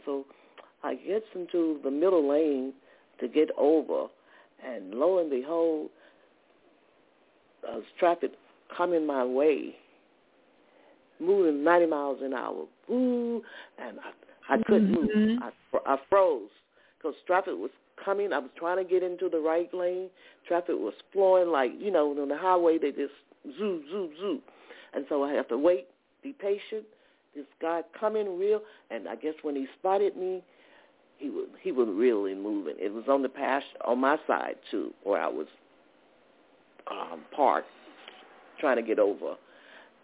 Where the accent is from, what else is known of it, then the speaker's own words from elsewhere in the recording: the South, United States; moved away as an adult; also born or lived in New Jersey / Georgia; I'm originally from the South